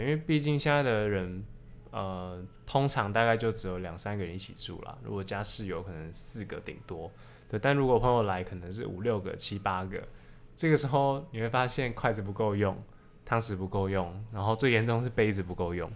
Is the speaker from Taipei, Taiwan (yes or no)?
yes; Taipei, Taiwan; moved away as an adult; now in Taichung, Taiwan; 我大概每一年都会回，回我老家太台北